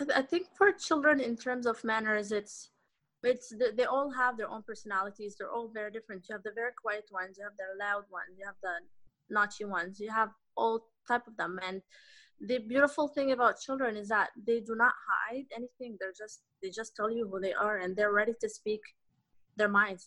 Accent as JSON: {"language": "English", "country": "Canada", "tie": "born or raised there", "said": "i grew up in canada"}